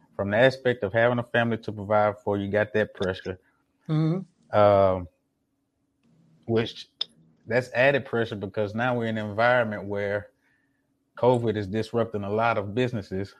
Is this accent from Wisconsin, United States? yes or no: no; Jackson, Mississippi, United States; now in Houston, United States; I wasn't born in Mississippi, but I was raised in Mississippi